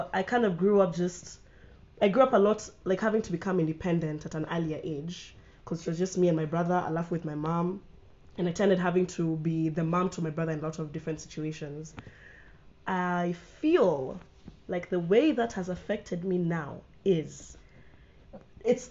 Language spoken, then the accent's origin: English; Kenya; also born or lived in United States; now in Rwanda; I am Kenyan, but before I came to Rwanda, I was based in the US